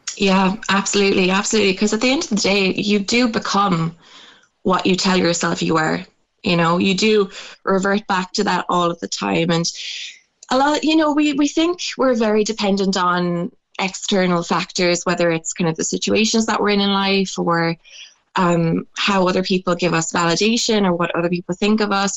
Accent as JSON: {"language": "English", "country": "Ireland", "tie": "born or raised there", "said": "growing up in Irish culture"}